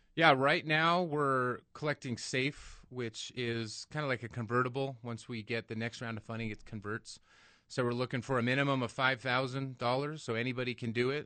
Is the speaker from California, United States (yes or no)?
no; Angel Fire, New Mexico, United States; now in Albuquerque, United States; I grew up in Angelfire. I went to state. Even though I left, I moved back